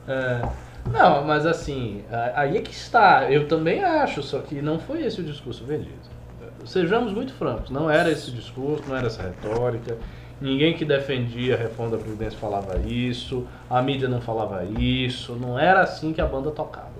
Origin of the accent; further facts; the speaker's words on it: Bahia, Brazil; moved away as an adult; also born or lived in Salvador; now in São Paulo, Brazil; como baiano